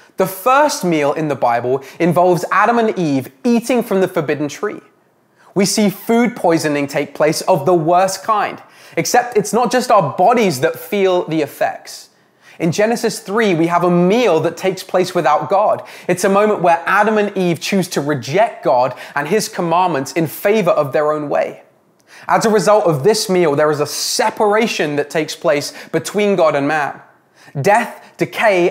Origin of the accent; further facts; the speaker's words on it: England, United Kingdom; now in Canada; Growing up in England, I enjoyed a roast dinner with my family after every church service on Sunday